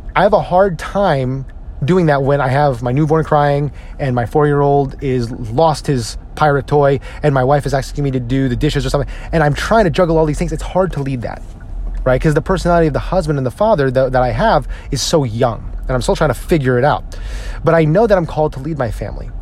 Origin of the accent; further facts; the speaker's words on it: New Jersey, United States; I'm from New Jersey.